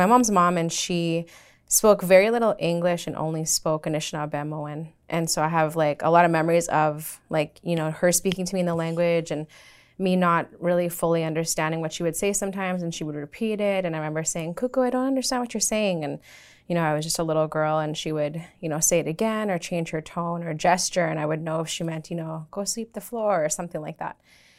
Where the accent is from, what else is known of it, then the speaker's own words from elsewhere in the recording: Swan Lake First Nation, Manitoba, Canada; I'm from Swan Lake First Nation.